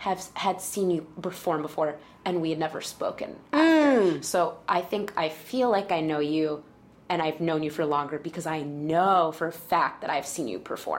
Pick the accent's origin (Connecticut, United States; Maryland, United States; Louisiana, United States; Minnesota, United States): Connecticut, United States; moved away as an adult; also born or lived in Flushing, Queens, New York; now in New York, United States; So I lived there with my parents until I was 7 years old. They couldn't afford it anymore. So my mother's family, who lived in Connecticut, said, hey, we'll help you pay for things if you move to Connecticut. So I moved to Connecticut